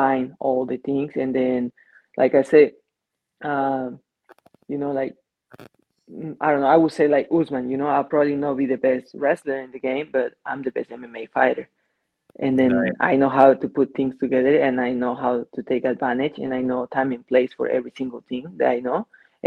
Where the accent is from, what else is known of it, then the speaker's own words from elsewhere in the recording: Mexico; moved away as an adult; now in United States; we have lucha libre, you know, in Mexico